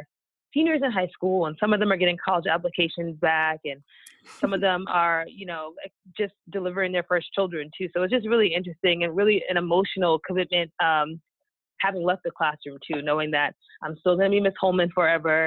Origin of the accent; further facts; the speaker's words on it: New York, United States; moved away as an adult; now in Dallas, United States; I'm originally from New York, but I've been living in Dallas for the past 5 years.